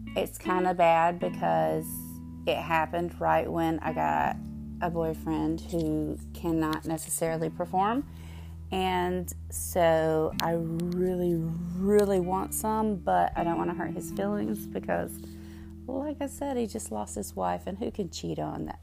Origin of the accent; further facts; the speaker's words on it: the South, United States; accent: Southern; I am from the South. You can probably tell from my accent